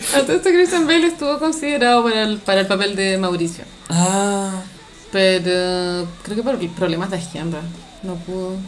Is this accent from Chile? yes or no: yes; Santiago, Santiago Metropolitan Region, Chile; no quiero sonar como demasiado santiaguina